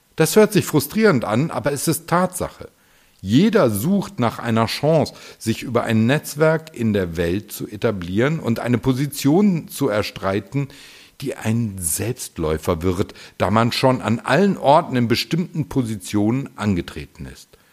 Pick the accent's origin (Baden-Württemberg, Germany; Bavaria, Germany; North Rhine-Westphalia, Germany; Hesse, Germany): North Rhine-Westphalia, Germany; Düsseldorf; in meiner Heimatstadt Düsseldorf